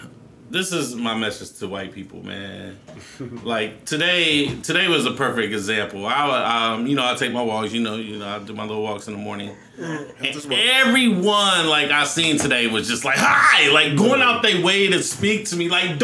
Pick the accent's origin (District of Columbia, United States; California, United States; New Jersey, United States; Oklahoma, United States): New Jersey, United States; Newark; I ran into a white friend I grew up with in Newark.